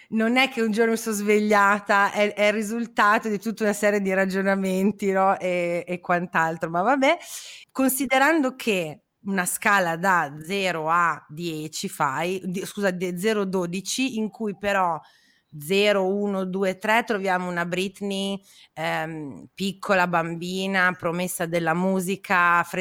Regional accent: Parma, Emilia-Romagna, Italy; born there; io proprio sono nata a Parma, quindi mio padre è pugliese

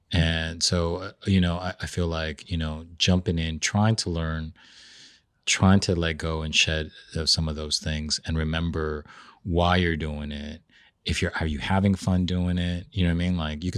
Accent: Peru; I'm from Peru. We are big on potatoes.

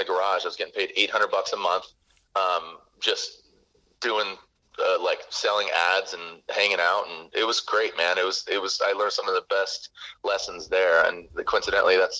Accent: San Diego, California, United States; growing up in San Diego, in high school

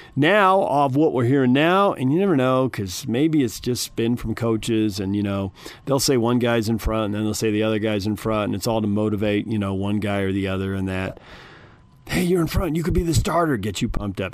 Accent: South Bay, San Diego, California, United States; I grew up in the South Bay

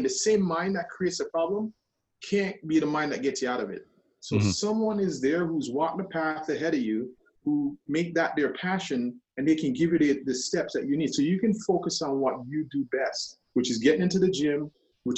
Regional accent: Jamaica; being Jamaican, that's also like, really, you don't accept help.

